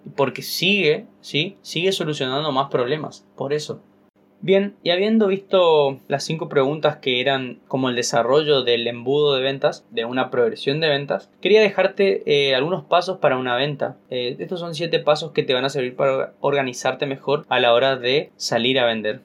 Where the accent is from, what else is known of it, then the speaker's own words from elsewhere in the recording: Corrientes, Argentina; en Corrientes, mi ciudad